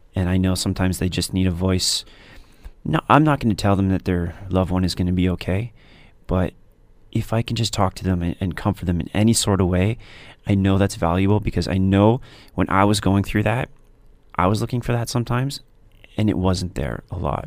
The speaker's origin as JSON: {"language": "English", "town": "Stoney Creek", "region": "Ontario", "country": "Canada", "tie": "born or raised there", "said": "I grew up in Stony Creek"}